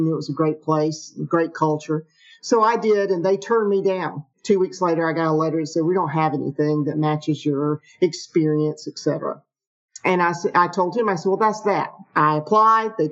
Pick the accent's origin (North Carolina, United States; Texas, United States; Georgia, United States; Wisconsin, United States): Georgia, United States; Atlanta; I grew up in the Atlanta area. I'm one of those rare Atlanta natives